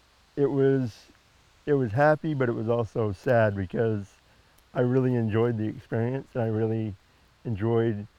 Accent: Patten, Maine, United States; when I was growing up in Patton. We lived in the woods

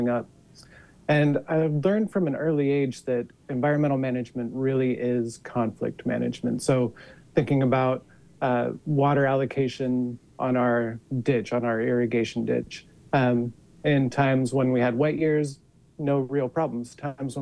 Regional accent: Cornish, Utah, United States; So I am from Utah. I grew up in a small farming and ranching town called Cornish, which is about 30 minutes north of Logan

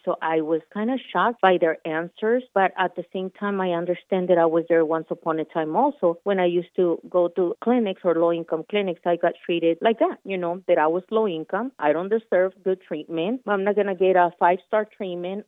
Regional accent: Michoacán, Mexico; English is a second language; now in Colorado, United States; Born and raised in Michoacan, Mexico

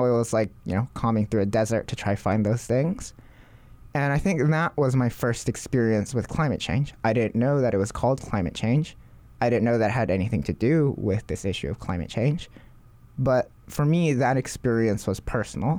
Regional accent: Hawaii, United States; Growing up in Hawaii

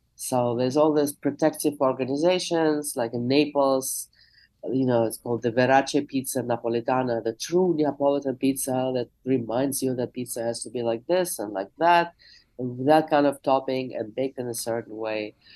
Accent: Moscow, Russia; now in Jackson Heights, New York, United States; I was born in the USSR, I'm from Moscow, I'm a Russian speaker

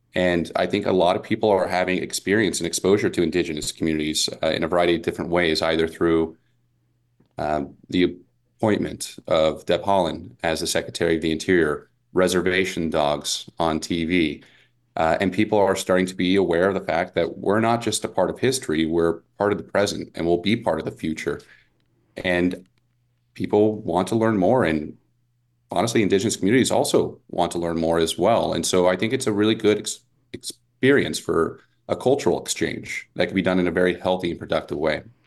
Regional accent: Las Vegas, Nevada, United States; I grew up here in Las Vegas

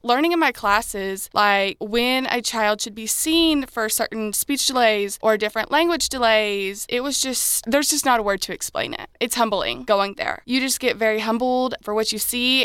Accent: Karnak, Illinois, United States; I am from Karnak, Illinois.

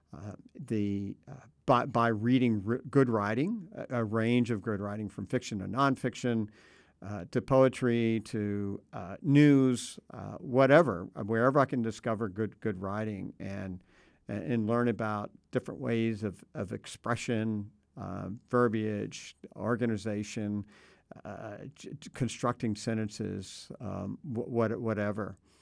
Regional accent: Tampa, Florida, United States; also born or lived in Gainesville, Florida; I grew up in Florida, I should point out. I grew up in the Tampa Bay area for the most part, and uh, also the Panhandle.

